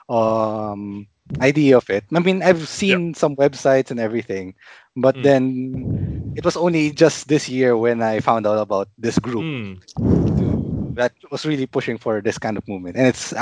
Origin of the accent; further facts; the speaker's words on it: Philippines; I am from the Philippines. I live in the capital